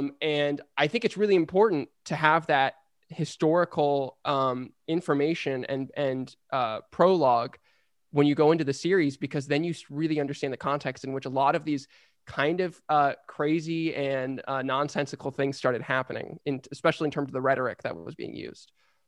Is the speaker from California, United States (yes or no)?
yes; San Diego, California, United States; Ben and I were both born and raised in San Diego. We grew up hating Los Angeles.